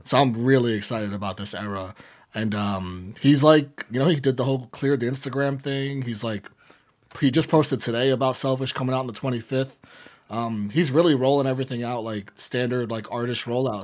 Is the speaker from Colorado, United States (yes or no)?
no; New York City, New York, United States; I'm from the Bronx